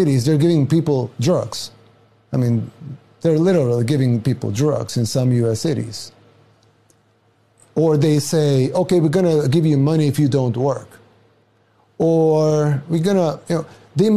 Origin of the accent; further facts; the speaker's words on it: El Salvador; now in United States; I'm from El Salvador, a third world country in Central America.